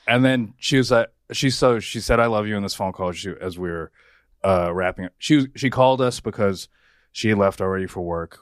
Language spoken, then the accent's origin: English; United States; I was the first one in my family born here